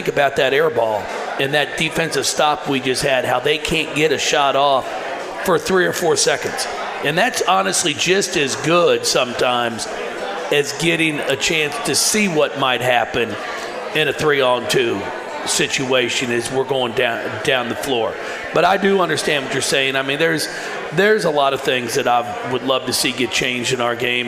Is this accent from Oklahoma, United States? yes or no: no; Kentucky, United States; moved away; to be in my home state. My brother lives here in Louisville. The rest of my family's up in northern Kentucky